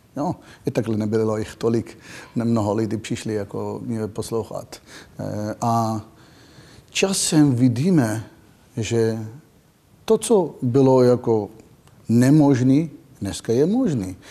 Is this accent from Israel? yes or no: yes; Israel; Czech is a second language; moved away as an adult; now in Czech Republic; pocházím z Izraele takže narodil jsem do války, žil jsem pořád ve, ve stresu